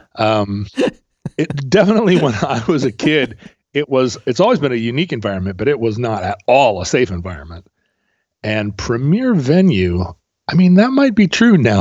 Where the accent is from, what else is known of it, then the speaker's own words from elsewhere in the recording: Alaska, United States; growing up in Alaska